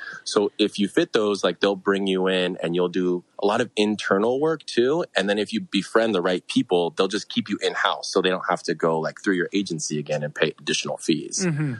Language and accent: English; San Francisco, California, United States; I grew up in the Bay Area.